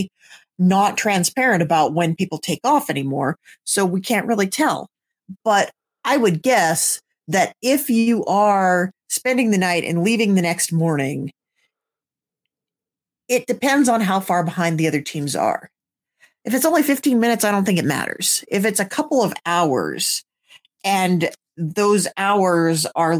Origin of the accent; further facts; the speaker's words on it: United States; we are American